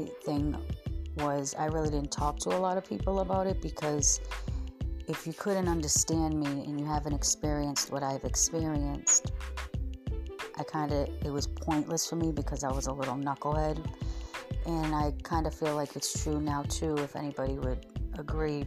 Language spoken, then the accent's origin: English; Massachusetts, United States; I grew up in Massachusetts with two sisters